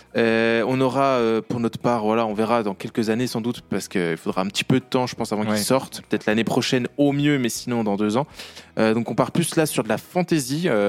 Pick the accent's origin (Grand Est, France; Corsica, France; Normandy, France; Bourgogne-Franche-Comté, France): Bourgogne-Franche-Comté, France; accent: franc-comtois; mon accent franc-comtois